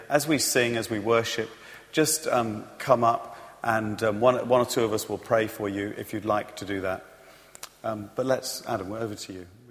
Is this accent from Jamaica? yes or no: no; United Kingdom; I'm British